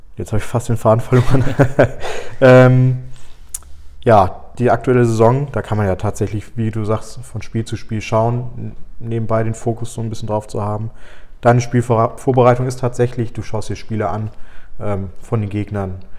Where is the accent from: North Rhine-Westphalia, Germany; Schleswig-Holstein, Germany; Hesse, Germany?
Schleswig-Holstein, Germany; Flensburg; Ich bin ja auch gebürtig aus Flensburg. Ein bisschen länger schon in Flensburg.